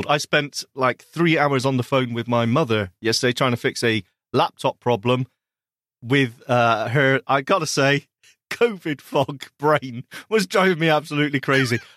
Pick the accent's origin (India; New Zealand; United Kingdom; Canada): United Kingdom; Scotland; don't you friend, know I'm you Scottish?